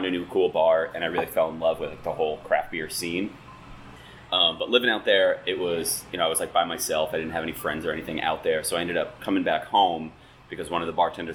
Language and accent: English; Schenectady, New York, United States; also born or lived in Guilderland, New York; I was born in Schenectady, and my mom was a teacher in Gilderland. So I went to Gilderland schools, but lived in downtown Schenectady